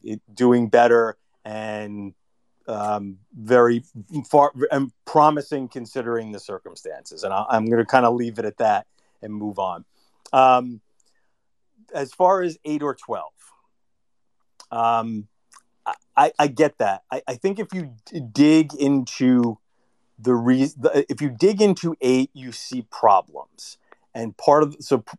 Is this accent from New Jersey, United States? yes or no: no; New York City, New York, United States; moved away as an adult; I grew up in New York City. I live in New York City now